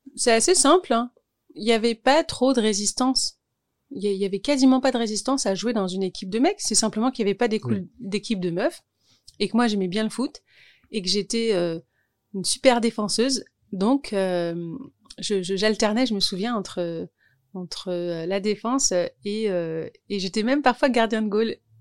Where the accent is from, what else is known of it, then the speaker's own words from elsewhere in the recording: Orly, Île-de-France, France; also born or lived in Thiais; j'ai grandi à Orly